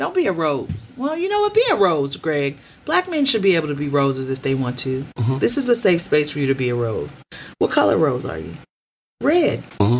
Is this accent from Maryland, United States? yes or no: yes; Baltimore, Maryland, United States; accent: Baltimore; also born or lived in California; so because I lived in California and I have developed non-regional diction, my Baltimore accent will come out when I'm angry.